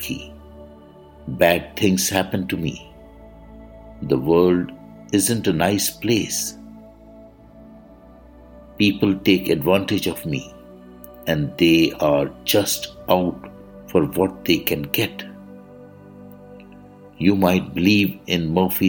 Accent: India; I am the Indian monk.

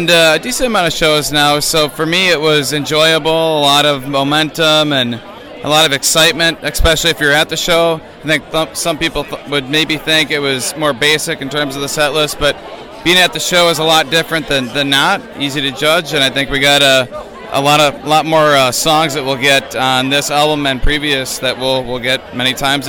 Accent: Wisconsin, United States; From Wisconsin, from the land of beer and cheese.

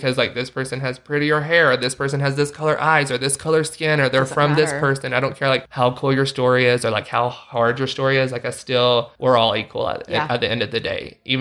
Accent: the South, United States; now in Utah, United States; growing up in the South, I love the South

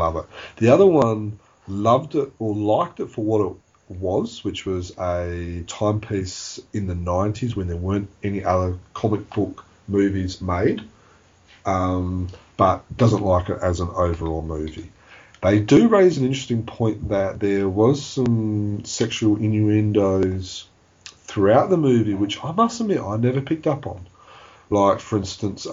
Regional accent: Australia; we're from Australia

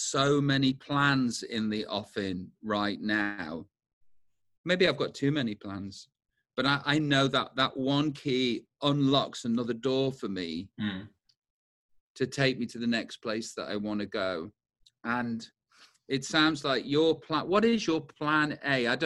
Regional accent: United Kingdom; As British people

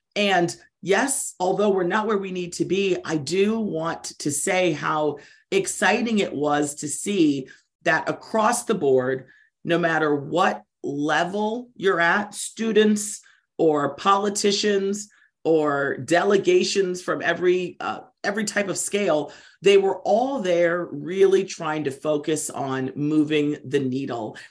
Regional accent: Maryland, United States; I'm from Maryland

